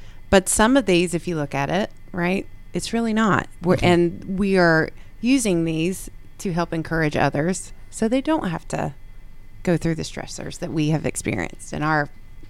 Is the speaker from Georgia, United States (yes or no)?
yes; Snellville, Georgia, United States; moved away; also born or lived in Illinois; I was born and raised in Snellville, Georgia, in Gwinnett County